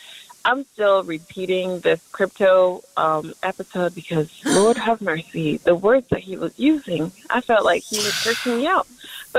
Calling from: Chicago, Illinois, United States; I am calling from Chicago the Chicago area.

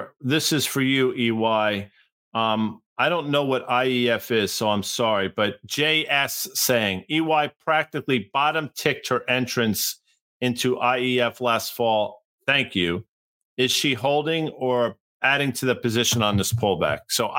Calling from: Morristown, United States; from Morristown.

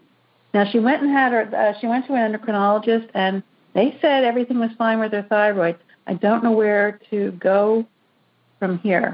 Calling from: Bradenton, Florida, United States; I'm from Bradenton, Florida.

